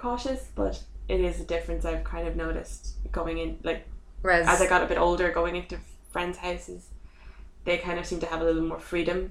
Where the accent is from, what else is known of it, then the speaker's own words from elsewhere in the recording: Dublin, Leinster, Ireland; I'm from Dublin. Like, I'm from here.